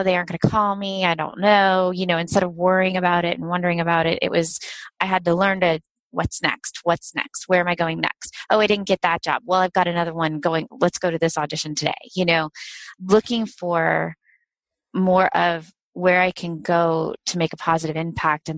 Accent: Ohio, United States; also born or lived in New York; I grew up in Ohio and went out to New York to pursue that and then came back

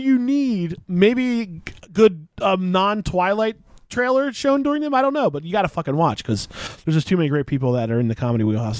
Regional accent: Glassboro, New Jersey, United States; I went to school at Rutgers, born and raised in Glassboro, New Jersey.

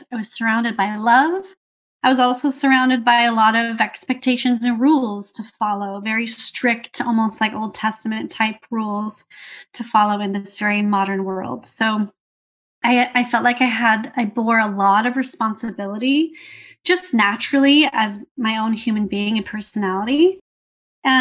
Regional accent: California, United States; I grew up in California, USA.

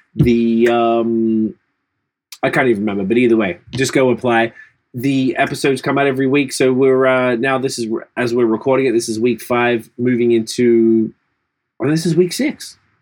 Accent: Australia; now in Canada; as an Australian

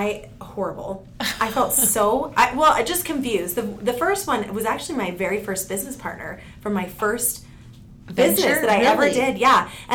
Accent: East Coast, United States; moved away; I grew up on the East Coast, and like I have a lot of friends that are still there

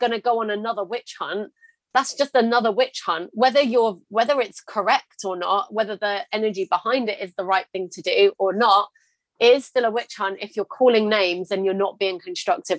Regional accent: United Kingdom; I'm British

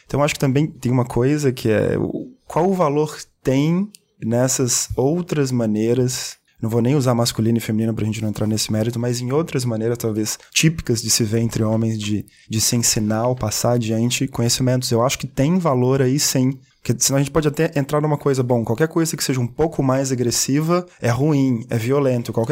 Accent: Belo Horizonte, Minas Gerais, Brazil; Horizonte, de onde eu sou

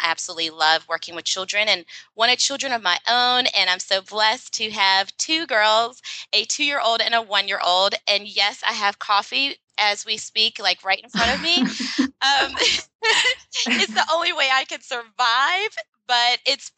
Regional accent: Alderson, West Virginia, United States; moved away as an adult; also born or lived in New York City; I was born and raised in a small town in West Virginia, made famous by Martha Stewart, in unfortunate circumstances. She served her prison sentence in Alderson, West Virginia at the federal women's prison. And that's my hometown.

